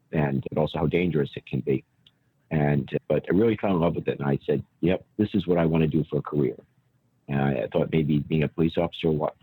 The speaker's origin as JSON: {"language": "English", "town": "Warwick", "region": "Rhode Island", "country": "United States", "tie": "born or raised there", "said": "Warwick, Rhode Island is my hometown. Born and raised there. I still live in Warwick."}